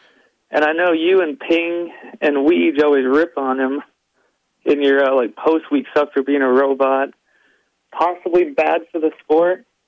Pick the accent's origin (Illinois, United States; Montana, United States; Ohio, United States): Montana, United States; I grew up in Montana